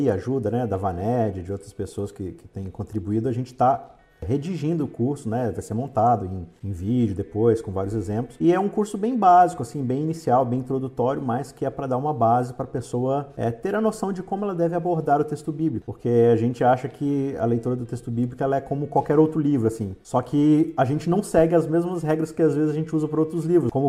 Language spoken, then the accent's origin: Portuguese; Belo Horizonte, Minas Gerais, Brazil; also born or lived in Espírito Santo / São Paulo; now in Joinville, Brazil; Eu sou natural de Belo Horizonte, Minas Gerais, né? Sou mineirinho aí. Ah, morei grande parte da minha vida lá no Espírito Santo, depois fui estudar em São Paulo